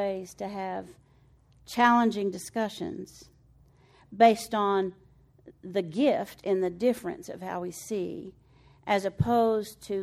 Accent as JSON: {"language": "English", "town": "Floydada", "region": "Texas", "country": "United States", "tie": "born or raised there", "moved": "yes", "said": "I'm from Floyd Ada, Texas"}